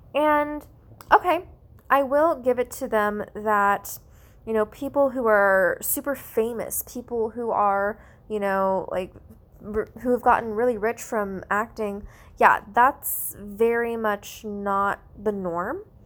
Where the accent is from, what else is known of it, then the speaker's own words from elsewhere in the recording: United States; I'm Asian American